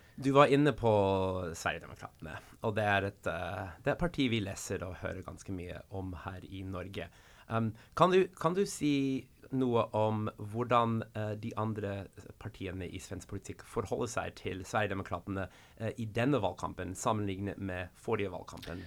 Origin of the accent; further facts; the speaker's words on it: United States; Swedish is a second language; now in Norway; Själv kommer jag från USA